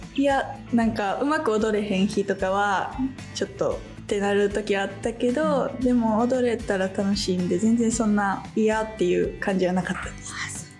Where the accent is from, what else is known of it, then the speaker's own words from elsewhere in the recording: Kobe, Hyogo, Japan; 神戸市出身の18歳の3年生